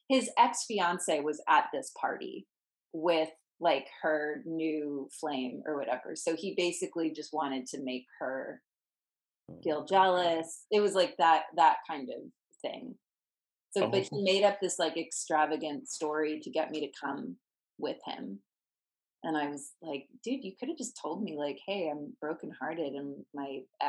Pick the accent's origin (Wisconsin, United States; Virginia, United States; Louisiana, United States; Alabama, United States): Virginia, United States; And he was from Virginia. I'm from Virginia.